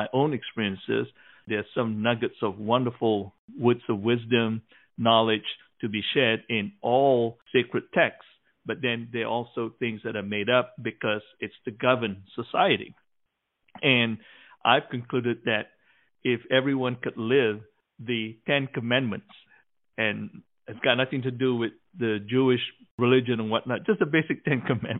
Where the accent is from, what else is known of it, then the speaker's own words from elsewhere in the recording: Malaysia; moved away as an adult; growing up in Malaysia till I was 18 years old